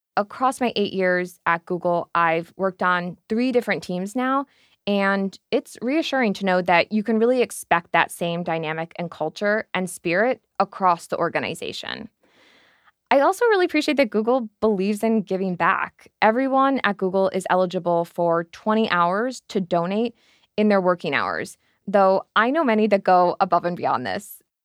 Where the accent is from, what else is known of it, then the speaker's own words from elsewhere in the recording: United States; moved away as an adult; also born or lived in New York; now in London, United Kingdom; I'm an American based here in London